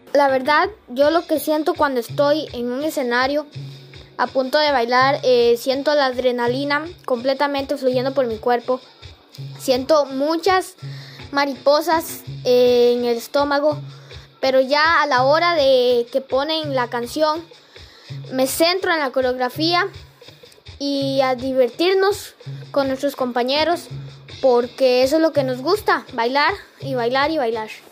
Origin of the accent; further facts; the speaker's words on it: San Carlos, Alajuela, Costa Rica; en San Carlos, porque este es mi pueblo y yo soy sancarleño